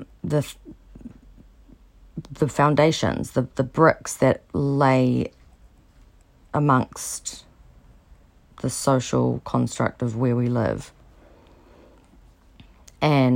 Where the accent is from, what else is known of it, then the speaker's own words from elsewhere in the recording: New Zealand; I'm from New Zealand